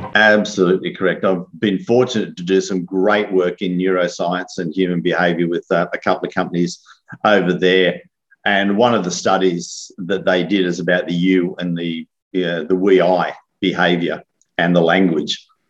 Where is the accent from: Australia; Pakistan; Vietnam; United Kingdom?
Australia; me being an Aussie